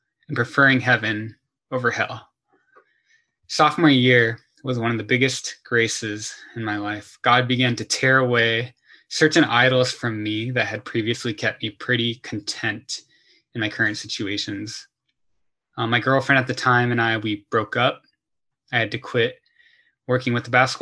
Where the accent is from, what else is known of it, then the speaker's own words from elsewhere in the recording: Torrance, California, United States; I grew up in the Torrance, Palos Verdes area